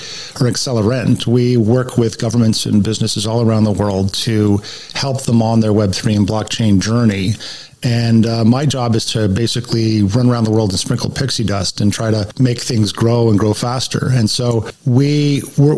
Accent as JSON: {"language": "English", "country": "Canada", "tie": "born or raised there", "also_born_or_lived": "United States", "moved": "as an adult", "said": "I'm a Canadian by birth, but I went down to the U.S. on an assignment for 2 years and ended up staying 17 years"}